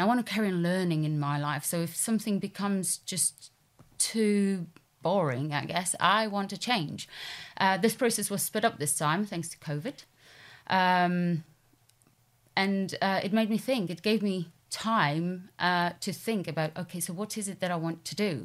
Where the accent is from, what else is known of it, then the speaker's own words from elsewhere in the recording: Poland; moved away as an adult; also born or lived in London; I'm originally from Poland, um, and that's where I grew up, went to school